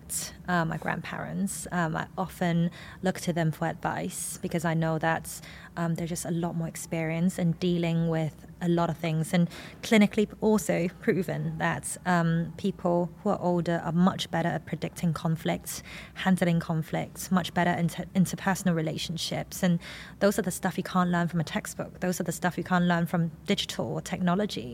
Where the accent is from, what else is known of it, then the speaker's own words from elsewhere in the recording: Hong Kong; I am an Asian woman from Hong Kong in my late 20s.